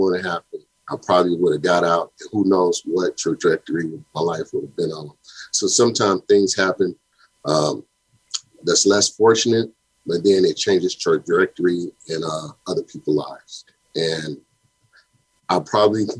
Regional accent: St. Louis, Missouri, United States; As a young boy growing up in St. Louis, Missouri

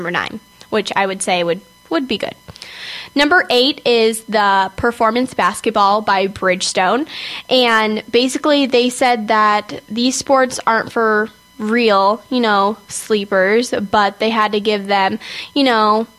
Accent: California, United States; I'm from California

